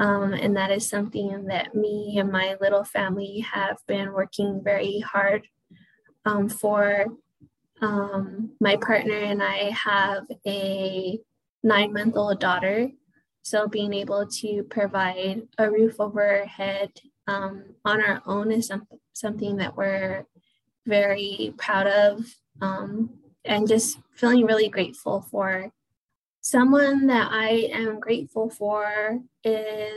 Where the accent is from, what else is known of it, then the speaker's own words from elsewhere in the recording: Pueblo of Acoma, New Mexico, United States; I am Indigenous from the Pueblo of Acoma